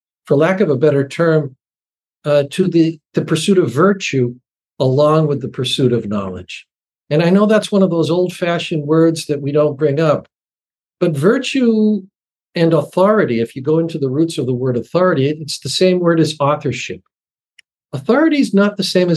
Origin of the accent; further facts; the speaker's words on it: Massachusetts, United States; I speak from my hometown in Massachusetts